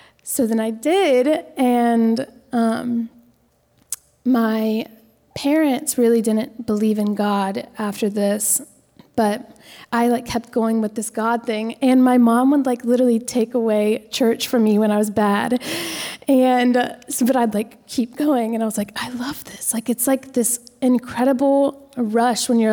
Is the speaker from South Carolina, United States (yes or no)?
yes; Lexington, South Carolina, United States; I grew up in Lexington